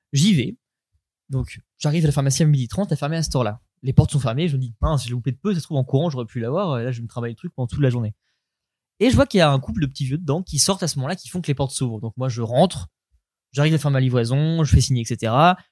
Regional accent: Caen, Normandy, France; moi, je suis de Caen

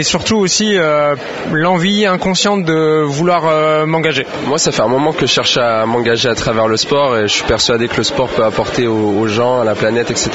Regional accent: Lille, Hauts-de-France, France; je suis originaire de Lille

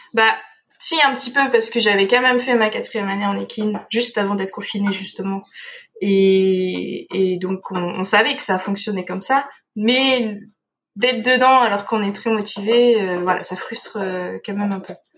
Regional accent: Dordogne, Nouvelle-Aquitaine, France; moved away as an adult; also born or lived in Nantes; moi je viens de Dordogne

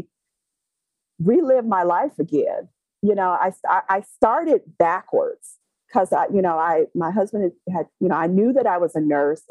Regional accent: Detroit, Michigan, United States; I'm from Detroit, Michigan

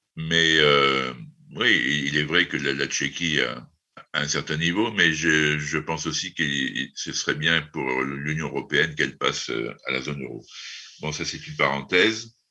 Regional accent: France; en tant que Français

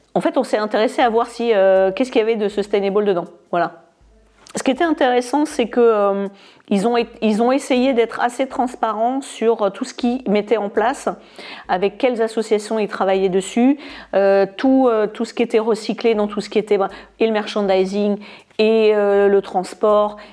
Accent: France; moved away as an adult; also born or lived in United Kingdom; J'ai quitté la France quand j'avais à peine 18 ans

